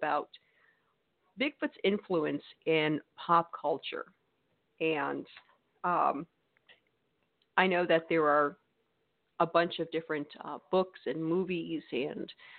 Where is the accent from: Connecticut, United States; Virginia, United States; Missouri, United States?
Connecticut, United States; now in Mississippi, United States; I'm from Connecticut, but I'm in New England.